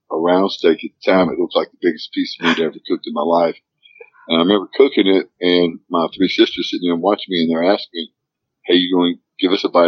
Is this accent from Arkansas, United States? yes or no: yes; Arkansas, United States; growing up here in Arkansas was tough.